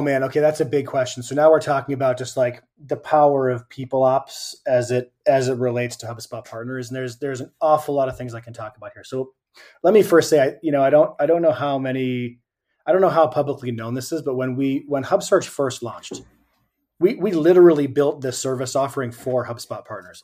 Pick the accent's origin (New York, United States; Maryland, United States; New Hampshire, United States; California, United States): New Hampshire, United States; Southern; also born or lived in Boston, Massachusetts; now in Cleveland, United States; I grew up in Southern New Hampshire and lived, lived in Boston for a whole bunch of years.